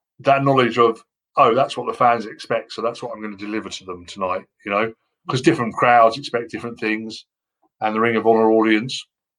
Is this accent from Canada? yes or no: no; United Kingdom